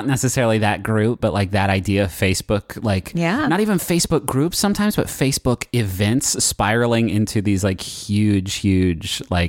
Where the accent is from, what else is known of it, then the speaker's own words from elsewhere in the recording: Huntington, United States; We didn't have a Chili's for a long time while I was growing up in Huntington.